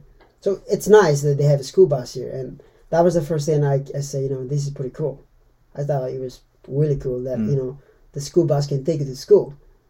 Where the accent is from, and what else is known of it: Timor-Leste; born or raised there; first language Meto; English is a second language; now in United States